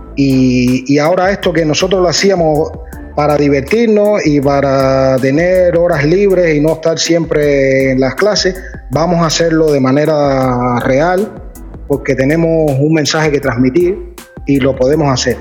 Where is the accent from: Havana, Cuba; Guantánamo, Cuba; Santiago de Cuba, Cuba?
Havana, Cuba; yo siempre en el cerro, que es de la parte donde, donde yo nací, crecí en La Habana